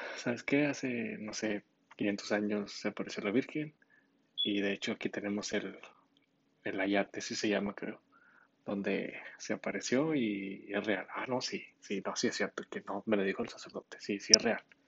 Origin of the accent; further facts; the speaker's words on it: Monterrey, Nuevo León, Mexico; soy de, de Monterrey.